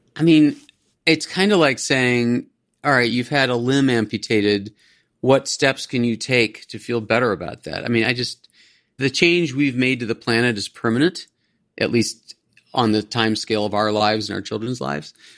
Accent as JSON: {"language": "English", "town": "Cleveland", "region": "Ohio", "country": "United States", "tie": "born or raised there", "moved": "yes", "said": "I grew up in Ohio, in the suburb of Cleveland"}